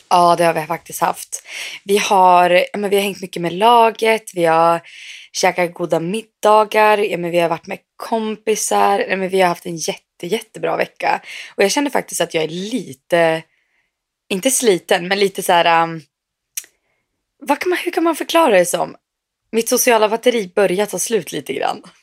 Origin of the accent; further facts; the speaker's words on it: Sweden; moved away; also born or lived in Umeå; var ju hemma i Sverige